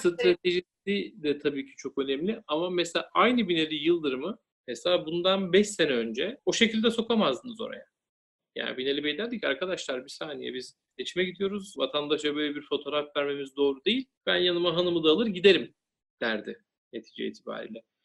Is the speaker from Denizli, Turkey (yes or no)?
yes; Denizli, Turkey; ben Denizliliyim. Aslen de yürüyüm.